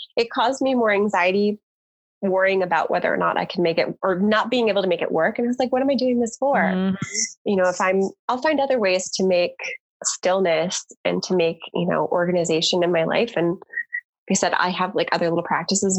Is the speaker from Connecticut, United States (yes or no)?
yes; Connecticut, United States; moved away as an adult; also born or lived in Baltimore, Maryland; now in Southern California, United States; I grew up in Connecticut